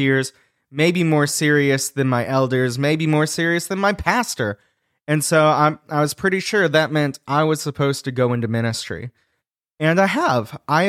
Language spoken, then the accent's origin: English; Pensacola, Florida, United States; now in Atlanta, United States; So I am a Southerner. I am living in the South right now. Okay. Me and my family are in Atlanta. My wife and I are both originally from Pensacola, Florida. So Northwest Florida, also known as LA, Lower Alabama.